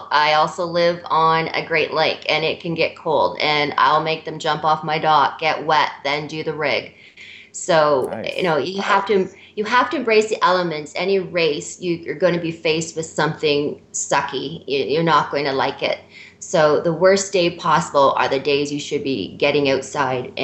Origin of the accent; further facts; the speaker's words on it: Canada; We're Canadian.